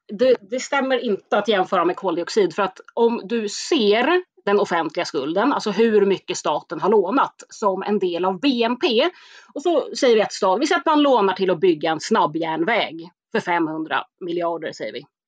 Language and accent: Swedish; Stockholm, Stockholm County, Sweden; jag är ju själv från Spånga, Tensta, eh, så jag är uppväxt med ett väldigt invandrartätt område